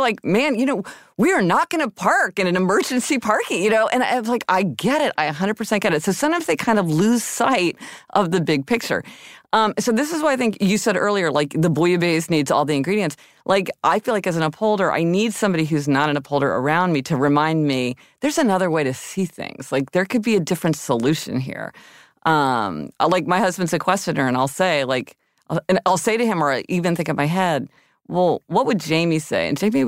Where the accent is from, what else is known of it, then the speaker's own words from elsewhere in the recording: Missouri, United States; Okay, I'm from Missouri.